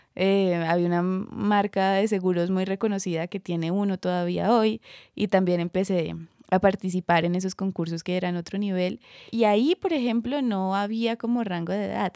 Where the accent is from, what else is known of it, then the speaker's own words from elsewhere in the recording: Cúcuta, Norte de Santander, Colombia; yo tenía 8, 9 años. Era Cúcuta, norte de Santander.